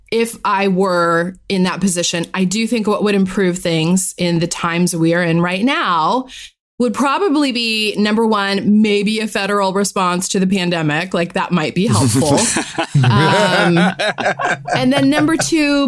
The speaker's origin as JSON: {"language": "English", "region": "Florida", "country": "United States", "tie": "born or raised there", "said": "I grew up in Florida"}